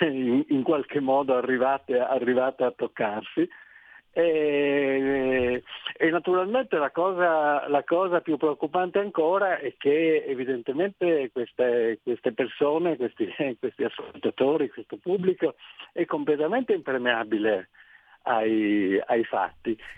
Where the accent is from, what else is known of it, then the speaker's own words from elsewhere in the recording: Trieste, Friuli-Venezia Giulia, Italy; sono di Trieste